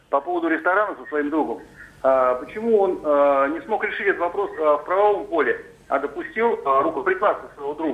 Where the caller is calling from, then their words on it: Moscow, Russia; я из Москвы.